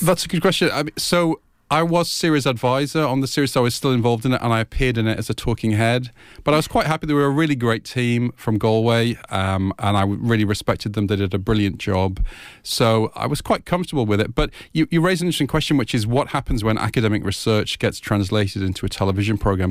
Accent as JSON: {"language": "English", "region": "England", "country": "United Kingdom", "tie": "born or raised there", "accent": "English", "said": "I grew up in England, uh, in an Irish family, so Irish name, Scottish surname, English"}